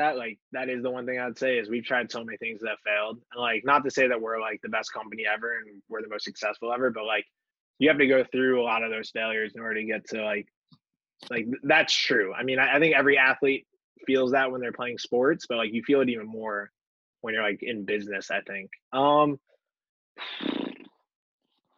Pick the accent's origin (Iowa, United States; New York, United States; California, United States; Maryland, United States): New York, United States; Westchester County; I'm from Westchester